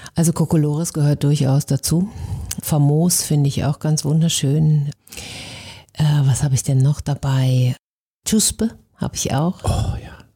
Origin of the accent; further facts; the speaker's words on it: Benteler, North Rhine-Westphalia, Germany; now in Hamburg, Germany; Ich bin ja Ostwestfälin